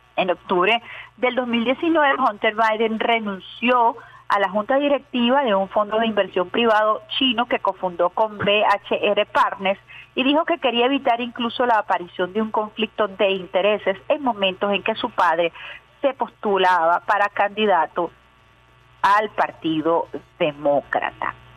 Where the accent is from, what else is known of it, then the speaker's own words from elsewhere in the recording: Venezuela; estamos viviendo los venezolanos en carne propia